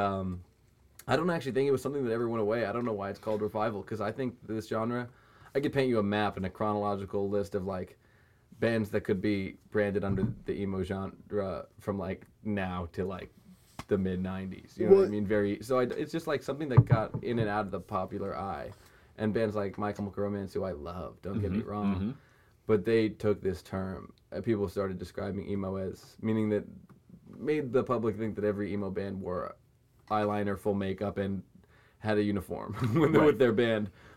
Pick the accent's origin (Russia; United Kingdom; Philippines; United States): United States; New Hampshire; I'm from New Hampshire